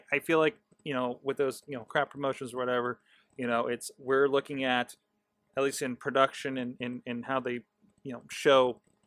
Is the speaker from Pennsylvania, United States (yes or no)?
yes; Pennsylvania, United States; Okay, I'm from Mercer County. I understand the internet problem out in the cut, okay?